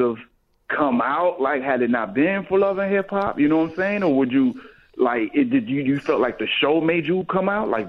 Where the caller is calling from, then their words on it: Detroit, Michigan, United States; I'm calling from Detroit.